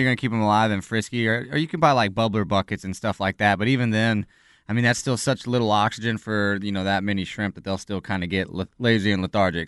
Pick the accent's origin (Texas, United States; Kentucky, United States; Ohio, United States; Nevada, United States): Texas, United States; El Campo; now in Austin, United States; I'm originally from El Campo, Texas.